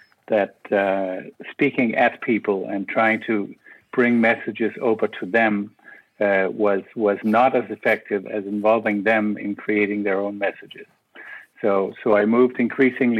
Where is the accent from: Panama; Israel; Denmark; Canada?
Denmark; Copenhagen, Capital Region of Denmark; moved away as an adult; now in Brussels, Belgium; I am originally from Copenhagen